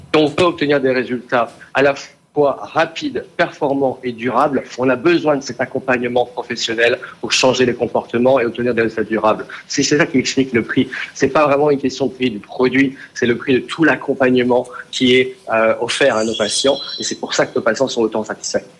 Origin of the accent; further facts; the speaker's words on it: France; en tant que Français